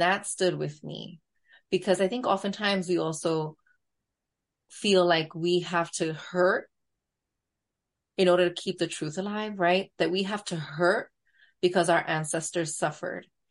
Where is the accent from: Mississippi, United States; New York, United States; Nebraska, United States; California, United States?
New York, United States; accent: borderline New York Latina; borderline New York Latina accent